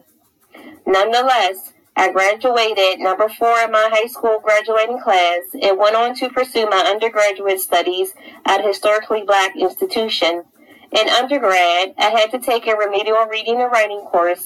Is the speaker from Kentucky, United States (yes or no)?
no; Pennsylvania, United States; I grew up in Chaseville, Pennsylvania in the 90s